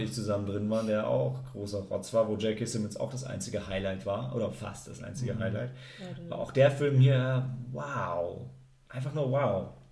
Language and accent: German; Germany; als Deutsche